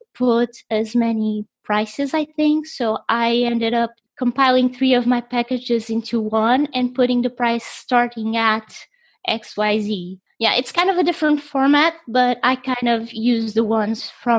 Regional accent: Portugal; me being from Portugal

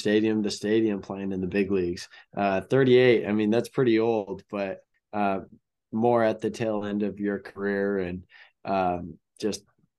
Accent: Peoria, Illinois, United States; Yeah. I'm actually from Peoria. That's where I was born. And I have a lot of family, that lives in, just outside of Peoria.

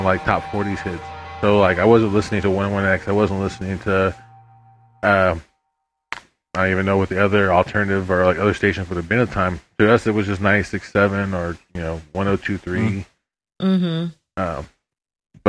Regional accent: Austin, Texas, United States; I was born and raised here in Austin

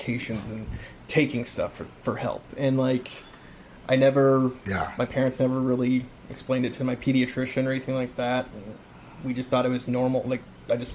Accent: Kansas City, Missouri, United States; I stayed back in my hometown, and went to a university here

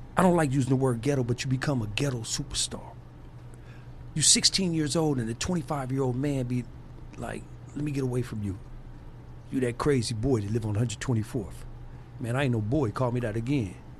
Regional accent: Compton, California, United States; I'm Compton made

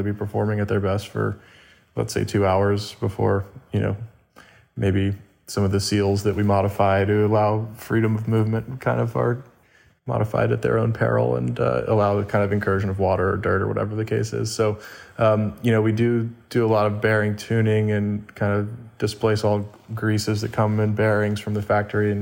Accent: Winston-Salem, North Carolina, United States; now in Carmel Valley, United States; I got started working in a bike shop in my hometown in Winston-Salem, North Carolina

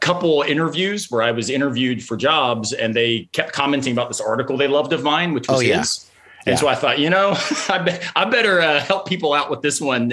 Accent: the South, United States; I'm from the South.

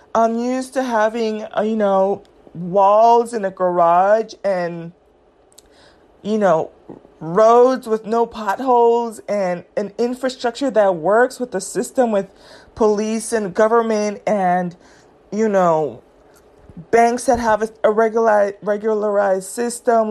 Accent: California, United States; I grew up in California

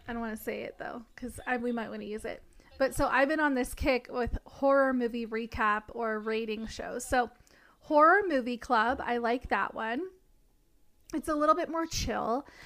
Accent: Tennessee, United States; living in a small town in Tennessee when I was going to high school

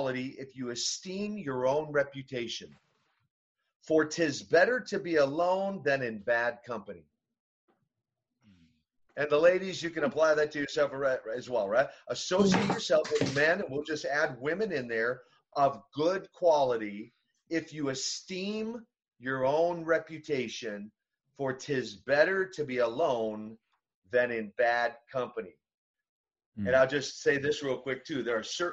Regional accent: Minnesota, United States; I'm from Minnesota, and so I didn't grow up in Russia

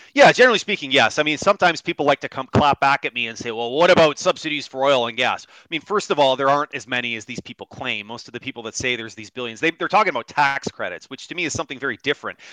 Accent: Kitchener, Ontario, Canada; My hometown Kitchener Waterloo has gone through so many different iterations.

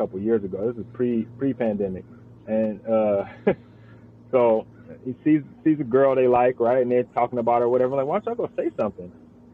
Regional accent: Richmond, California, United States; moved away; I'm a Bay Area guy myself. I'm from Richmond

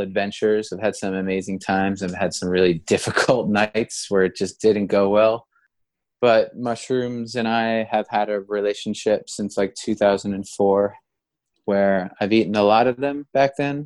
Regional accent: United States; now in New York City, United States; being an American

